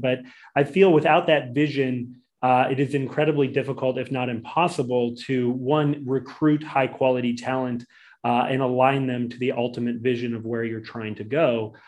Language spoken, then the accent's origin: English; Boise, Idaho, United States; originally from Boise, Idaho